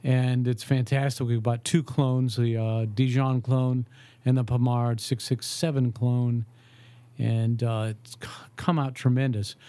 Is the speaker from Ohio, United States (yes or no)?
yes; Ohio, United States; I grew up in Ohio